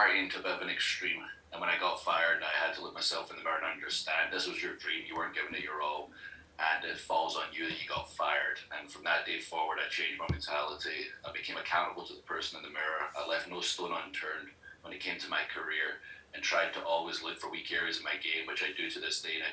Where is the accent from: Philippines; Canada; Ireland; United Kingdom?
United Kingdom; Scotland; now in United States; Scotland. I'm from Scotland